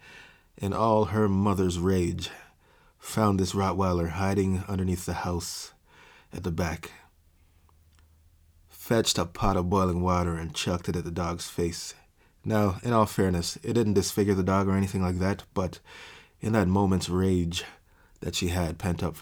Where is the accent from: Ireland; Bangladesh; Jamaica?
Jamaica; I grew up in Jamaica